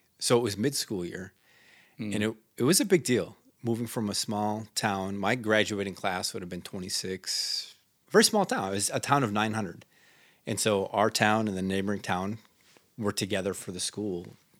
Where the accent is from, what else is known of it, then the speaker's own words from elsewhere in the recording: Minnesota, United States; So as I tell the story, growing up in Northern Minnesota, the culture is you're either Swedish or Norwegian or you're Italian or you're Finnish.